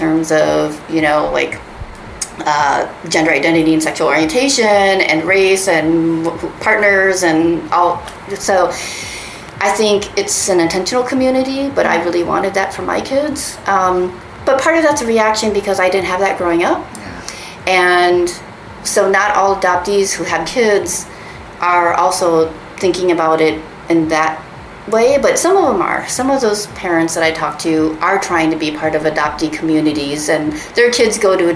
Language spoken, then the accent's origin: English; Minnesota, United States; also born or lived in Daegu, South Korea; I was not quite three when I was adopted by my family in Minnesota